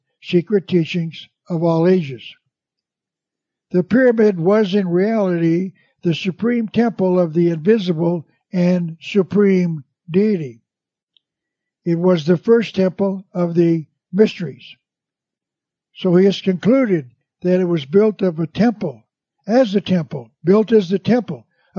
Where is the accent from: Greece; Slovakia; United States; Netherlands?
United States; Tucson, Arizona; my hometown of Tucson, Arizona